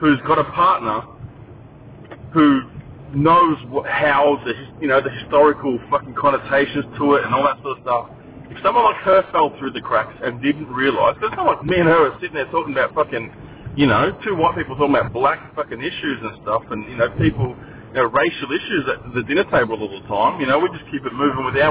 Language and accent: English; Gold Coast, Queensland, Australia; When I moved to the Gold Coast, my school was 97% blonde hair, blue eyed.